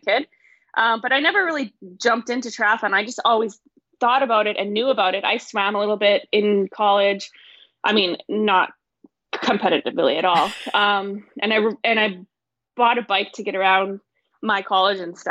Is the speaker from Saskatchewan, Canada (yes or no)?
no; northern British Columbia, Canada; moved away as an adult; also born or lived in Missouri; my hometown, which is way up north in BC